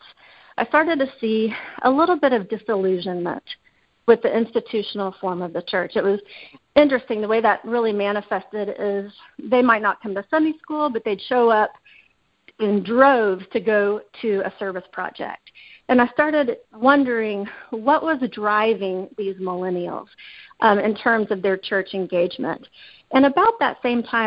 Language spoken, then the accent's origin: English; Dallas-Fort Worth area, Texas, United States; I'm originally from the Dallas-Fort Worth area